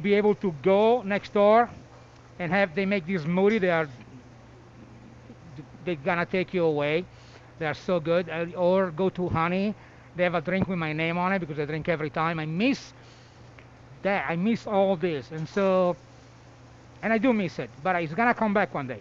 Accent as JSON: {"language": "English", "town": "Milan", "region": "Lombardy", "country": "Italy", "moved": "yes", "lives_now": "Denver, United States", "said": "I'm from Milano"}